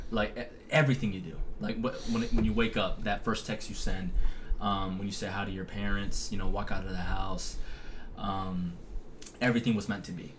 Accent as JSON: {"language": "English", "town": "Las Vegas", "region": "Nevada", "country": "United States", "tie": "born or raised there", "also_born_or_lived": "San Jose, California", "said": "From California, we moved to Las Vegas, Nevada when I was five years old."}